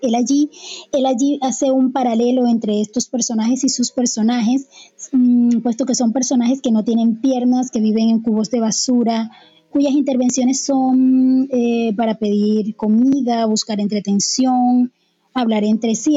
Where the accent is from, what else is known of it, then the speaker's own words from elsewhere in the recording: Barranquilla, Atlántico, Colombia; como barranquilleros